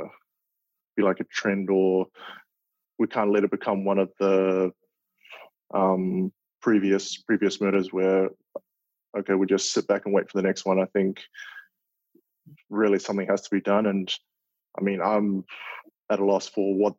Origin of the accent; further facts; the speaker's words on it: Auckland, New Zealand; moved away as an adult; now in Minneapolis, United States; my hometown, Auckland